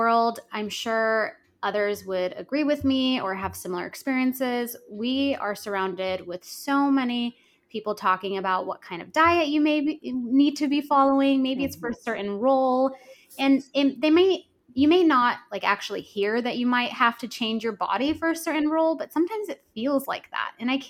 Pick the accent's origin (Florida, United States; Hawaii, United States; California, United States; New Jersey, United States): California, United States; San Jose; also born or lived in Los Angeles, California; I grew up dancing in San Jose, California in a studio